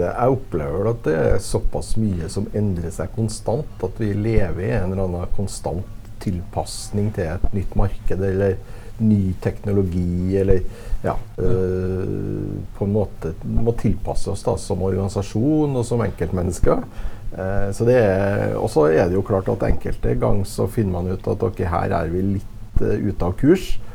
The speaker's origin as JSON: {"language": "Norwegian", "region": "Trøndelag", "country": "Norway", "tie": "born or raised there", "said": "Nei, jeg er jo født og oppvokst i Trøndelag, skal jeg si."}